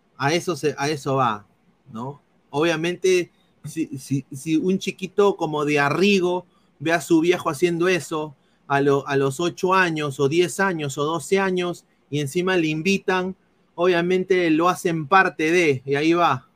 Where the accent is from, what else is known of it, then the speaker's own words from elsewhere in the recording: Peru; yo soy peruano